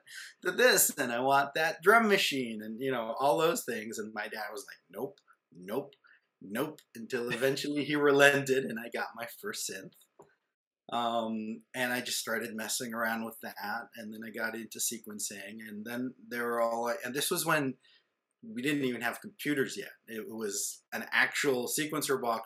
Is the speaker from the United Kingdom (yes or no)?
no; Israel; moved away; growing up in Israel, when I was in kindergarten, my parents made me take piano lessons